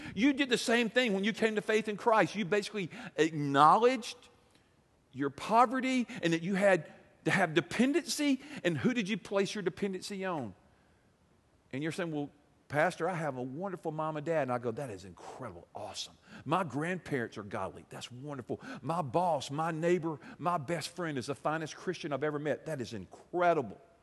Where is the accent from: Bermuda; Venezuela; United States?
United States; being an American